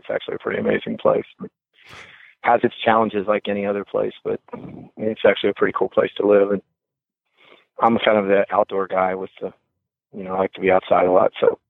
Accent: West Virginia, United States; born there; I was born in West Virginia.

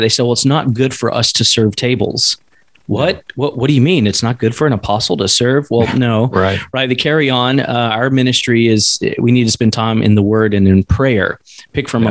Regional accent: East Coast, the South, United States; moved away as an adult; now in Alaska, United States; coming from the South, in the East Coast. Now we're in Alaska, but growing up in the Bible Belt

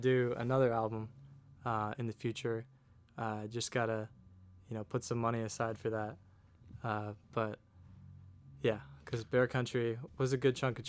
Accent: Hinesburg, Vermont, United States; now in South Burlington, United States; I'm from Hinesburg, Vermont.

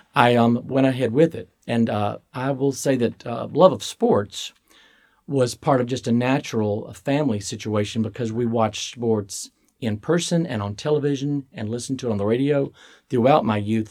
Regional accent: Starkville, Mississippi, United States; I was born in Starkville, Mississippi.

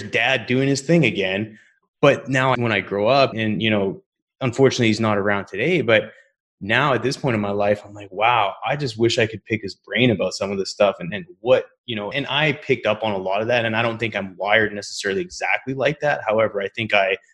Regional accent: Canada; I'm from Canada

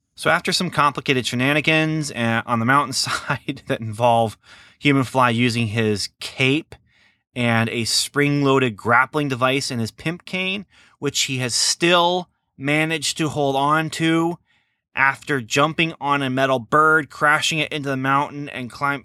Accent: near Lafayette, Indiana, United States; very close to my hometown here

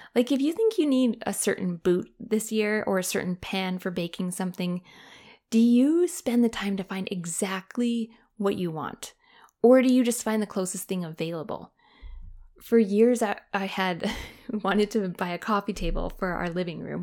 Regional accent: Canada; moved away; Canada, my home country

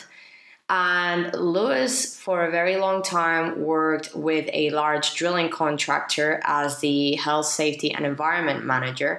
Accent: Spain; I am from Spain

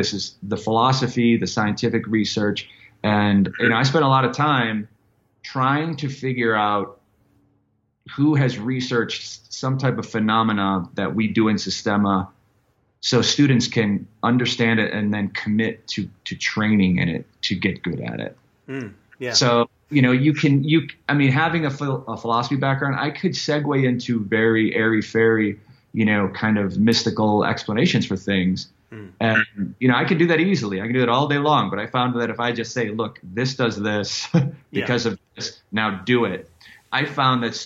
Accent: Chicago, Illinois, United States; I'm from South Side of Chicago. It was a really bad neighborhood.

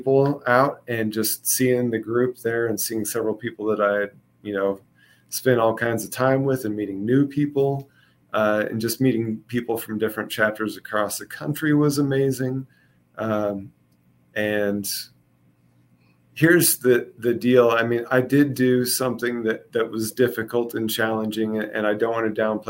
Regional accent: Kansas City, United States; moved away; I'm from Kansas City originally

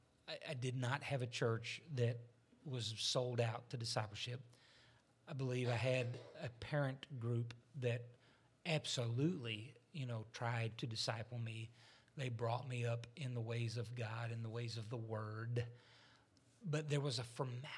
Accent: Arkansas, United States; I was raised in Arkansas

